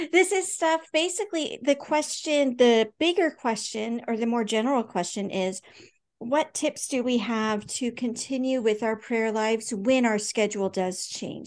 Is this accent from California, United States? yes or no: yes; California, United States; also born or lived in Anchorage, Alaska; now in Alaska, United States; I grew up in California with lots of cousins